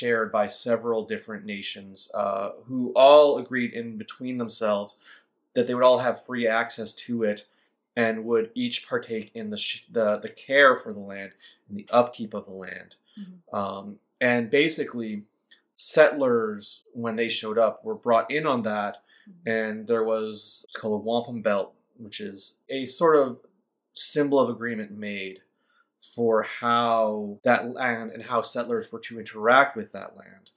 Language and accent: English; Saskatchewan, Canada; moved away; also born or lived in Simcoe County, Ontario; I'm actually from Saskatchewan originally. And we moved out